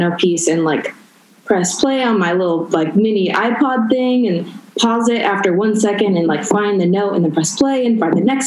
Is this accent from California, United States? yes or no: yes; Orange County, California, United States; moved away as an adult; also born or lived in Whittier, California / New York; now in Vancouver, Canada; I was born in Whittier, but I grew up in Orange County